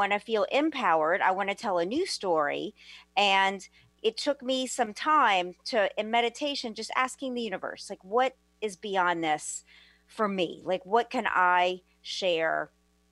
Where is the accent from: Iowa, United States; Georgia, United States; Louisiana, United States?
Louisiana, United States; New Orleans; moved away; also born or lived in Los Angeles, California; I'm originally from New Orleans